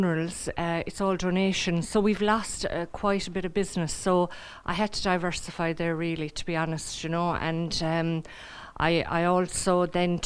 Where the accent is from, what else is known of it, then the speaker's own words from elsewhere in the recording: Youghal, Munster, Ireland; My father was very involved with the ITGWU here in the town, and with SIPTU then afterwards. So I'm from the town